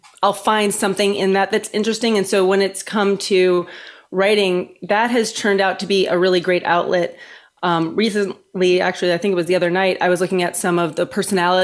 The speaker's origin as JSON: {"language": "English", "region": "South Florida", "country": "United States", "also_born_or_lived": "New York", "said": "I'm from South Florida"}